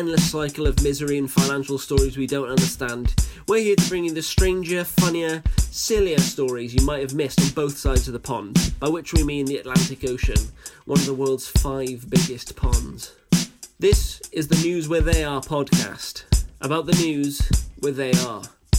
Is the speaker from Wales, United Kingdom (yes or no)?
yes; Wales, United Kingdom; I'm a Welsh man living in Wales